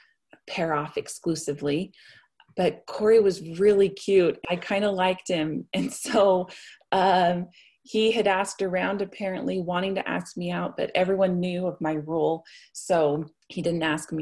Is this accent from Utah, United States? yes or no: yes; Salt Lake Valley, Utah, United States; also born or lived in Logan, Utah; I was born and raised in the Salt Lake Valley. I went to Murray